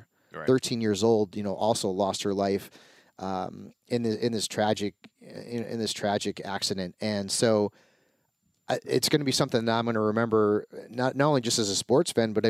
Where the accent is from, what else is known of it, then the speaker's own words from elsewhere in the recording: Connecticut, United States; I grew up in Connecticut, but I was a Lakers fan.